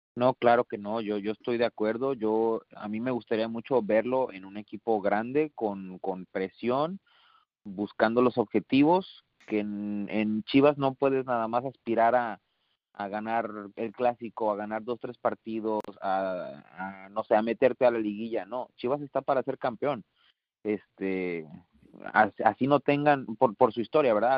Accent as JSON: {"language": "Spanish", "town": "Monterrey", "region": "Nuevo León", "country": "Mexico", "moved": "yes", "said": "Yo que soy de Monterrey, que, que, que viví mucho tiempo ahí"}